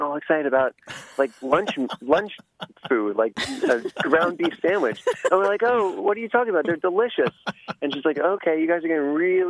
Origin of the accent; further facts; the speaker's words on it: New Jersey, United States; now in San Diego, United States; I grew up in New Jersey